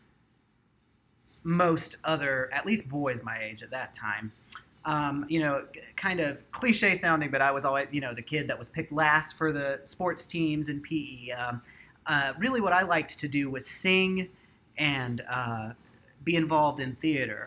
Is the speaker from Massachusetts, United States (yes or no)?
no; North Carolina, United States; I grew up in North Carolina